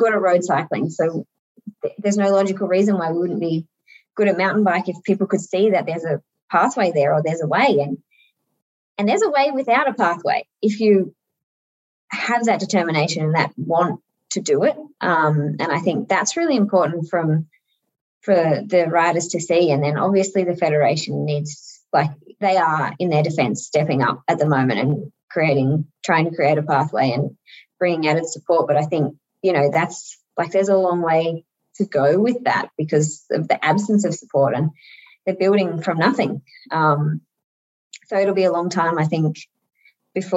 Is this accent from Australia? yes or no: yes; Australia; as an Aussie